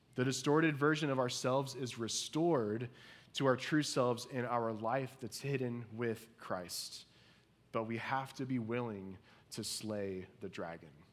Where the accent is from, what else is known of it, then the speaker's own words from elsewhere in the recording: Indiana, United States; growing up in Indiana